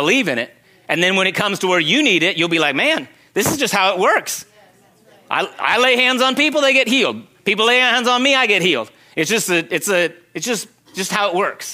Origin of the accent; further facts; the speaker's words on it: Secret Valley, California, United States; moved away as an adult; also born or lived in Oregon / China; So I grew up in Secret Valley. We had goats